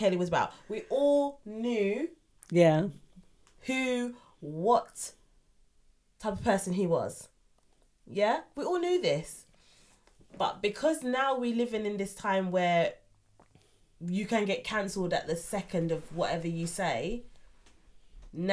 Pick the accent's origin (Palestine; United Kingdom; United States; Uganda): United Kingdom; England; I got told I'm English because I was born in this country